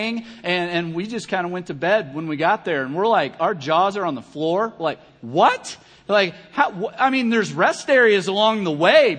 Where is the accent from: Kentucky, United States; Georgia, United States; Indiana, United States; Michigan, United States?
Kentucky, United States; I'm from Kentucky